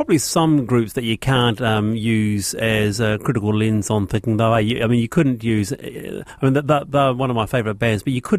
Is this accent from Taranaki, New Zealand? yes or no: no; Dunedin, Otago, New Zealand; I'm from Dunedin.